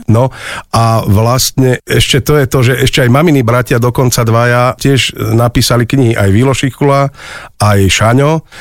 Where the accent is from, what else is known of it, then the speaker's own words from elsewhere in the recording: Jablonica, Trnava Region, Slovakia; also born or lived in Myjava; Áno, tak ja pochádzam z Jablonice, tam aj teda žijem, ale narodil som sa na Mijave, čiže e, vlastne áno, je to moje rodisko